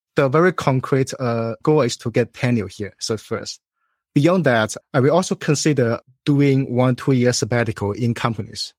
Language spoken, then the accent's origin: English; China; moved away as an adult; also born or lived in Illinois, United States; now in Chicago, United States; So, I was born in China. I went to college there